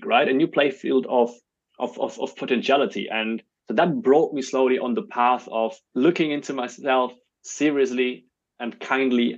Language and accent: English; Germany; also born or lived in Belarus; when I was very young, my family emigrated to Germany